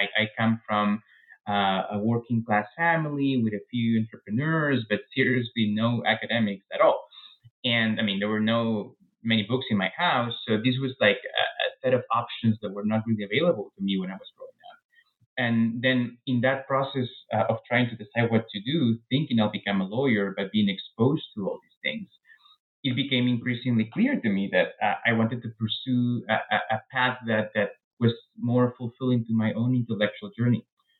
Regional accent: Peru; English is a second language; moved away as an adult; now in United States; I was born in Peru, raised in Peru, and I really stayed in Peru until I was 26 or so when I came to the U.S. for grad school.

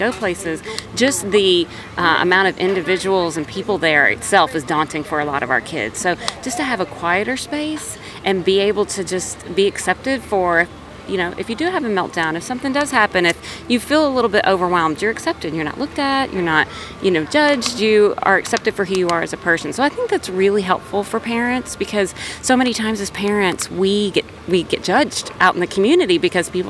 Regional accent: South Bend, Indiana, United States; I'm from South Bend, Indiana.

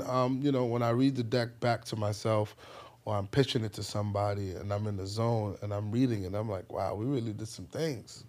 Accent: New York City, New York, United States; also born or lived in Ghana; I grew up in the Bronx

